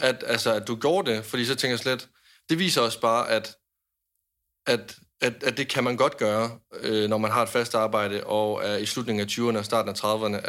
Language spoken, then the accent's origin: Danish; Jutland, Denmark; jeg er en nær jyde